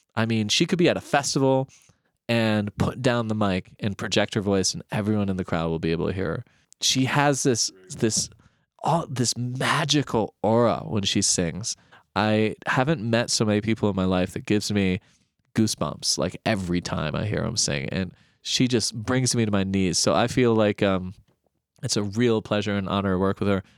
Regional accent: Alaska, United States; moved away as an adult; also born or lived in East Coast; I'm originally from Alaska

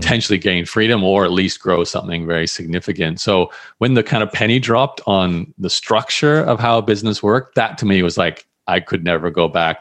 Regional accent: Australia; I grew up in Australia

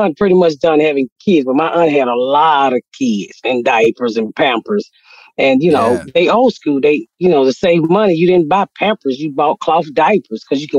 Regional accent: Atlanta, Georgia, United States; moved away; I grew up in Atlanta, Georgia. So okay. I'm in Atlanta, Georgia. We lived in the area called the Bluff or the West End area.

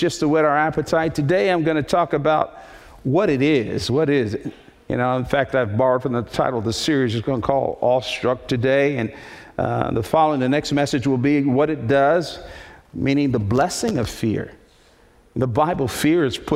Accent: Northeast, United States; When I was a little boy, I grew up in the Northeast

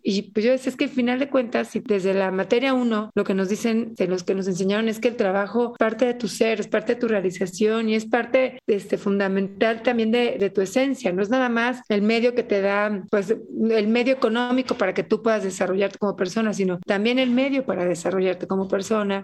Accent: Mexico City, Mexico; moved away as an adult; now in Chiapas, Mexico; soy soy del DF

